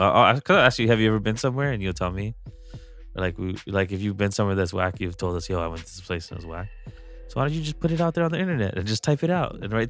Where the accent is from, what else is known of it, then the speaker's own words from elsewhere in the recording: Hawaii, United States; moved away; I'm a homesick Hawaiian.